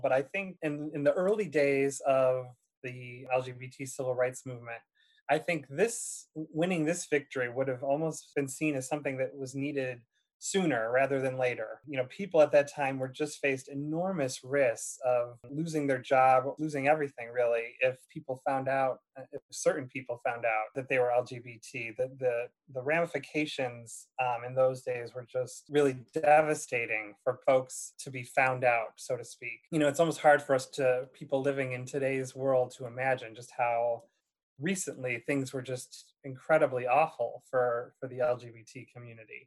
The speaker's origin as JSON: {"language": "English", "town": "Ilion", "region": "New York", "country": "United States", "also_born_or_lived": "Indiana", "said": "I'm actually originally from the Utica area. Um, I'm uh, uh from a small town called Ilion, New York, in Herkimer County, right outside of Utica"}